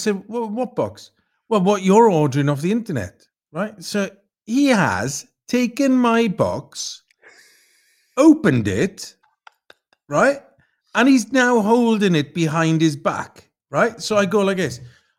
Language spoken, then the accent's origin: English; Carmarthen, Wales, United Kingdom; moved away; So I'm from West Wales, from the west of Wales, okay, Carmarthen.